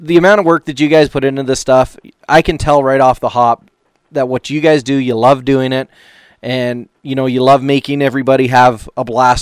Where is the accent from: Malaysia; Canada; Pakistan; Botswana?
Canada; I'm from Canada